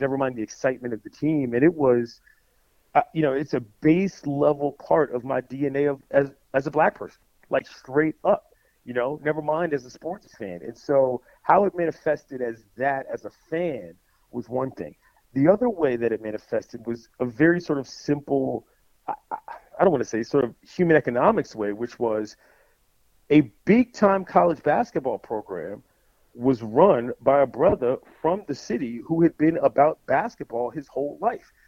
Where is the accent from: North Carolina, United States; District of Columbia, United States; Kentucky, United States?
District of Columbia, United States; Washington; being from DC